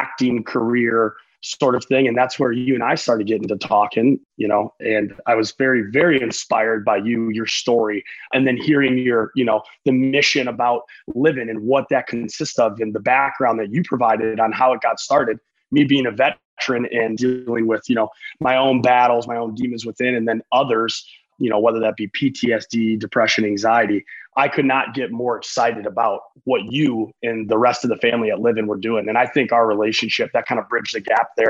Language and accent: English; Madison, Wisconsin, United States; now in Los Angeles, United States; So I'm originally born and raised in Madison, Wisconsin. That's where I'm from